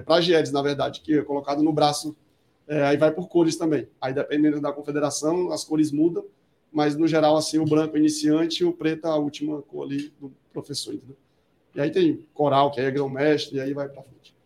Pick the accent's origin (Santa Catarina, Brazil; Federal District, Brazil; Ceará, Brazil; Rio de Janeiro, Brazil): Ceará, Brazil; now in São Paulo, Brazil; eu voltei para o Ceará, sou cearense.